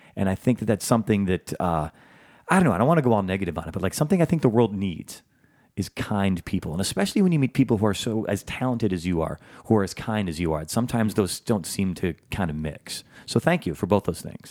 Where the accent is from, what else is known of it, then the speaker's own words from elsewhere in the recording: Chicago, Illinois, United States; also born or lived in Batavia, Illinois / New York; now in Los Angeles, United States; I'm a Chicagoan originally